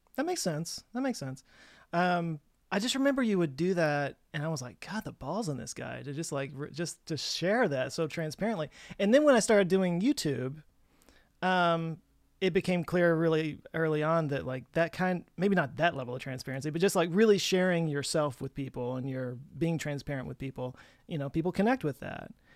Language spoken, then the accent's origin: English; Texas, United States; growing up in Texas